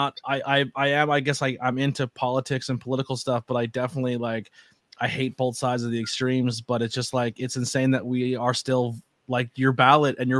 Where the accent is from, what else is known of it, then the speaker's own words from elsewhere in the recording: northeastern Pennsylvania, United States; I love our area. I'm very proud to be a 570